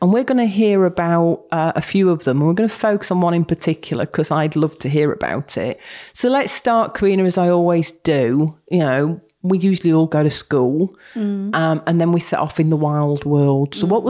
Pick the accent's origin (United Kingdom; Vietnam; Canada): United Kingdom; Yorkshire and the Humber; moved away as an adult; also born or lived in Berkshire; I spent 20-odd years down in Berkshire. I am a Yorkshire girl, but went down for work and came back in 2010.